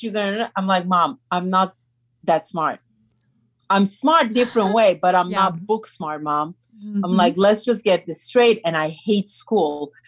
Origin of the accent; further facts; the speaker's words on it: Turkey; English is a second language; now in United States; I'm from Turkey